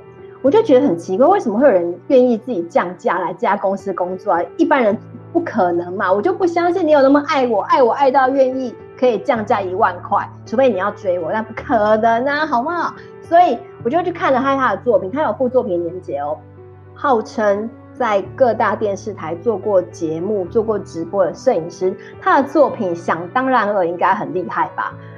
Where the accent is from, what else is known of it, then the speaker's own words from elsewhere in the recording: Taiwan; 我们台湾人